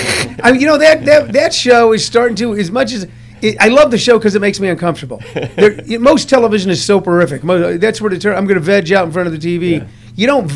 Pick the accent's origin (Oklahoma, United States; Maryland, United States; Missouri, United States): Missouri, United States; moved away; I was raised in Missouri